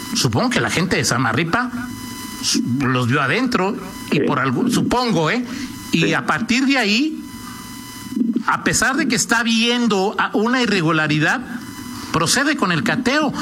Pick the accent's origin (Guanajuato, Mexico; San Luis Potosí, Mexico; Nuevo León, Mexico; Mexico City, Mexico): Guanajuato, Mexico; como guanajuatense, como mexicano